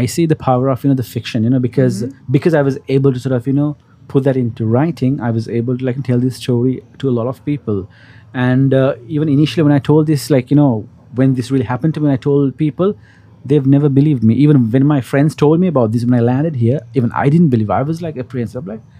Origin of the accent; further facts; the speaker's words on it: Sri Lanka; now in Hong Kong; But the moment I say I'm Sri Lankan